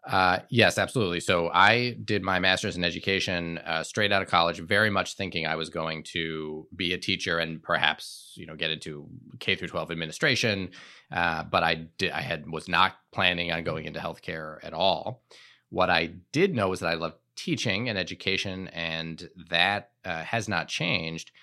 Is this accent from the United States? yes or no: yes; Shaker Heights, Ohio, United States; moved away as an adult; also born or lived in Providence, Rhode Island; I grew up outside of Cleveland, Ohio, in a suburb called Shaker Heights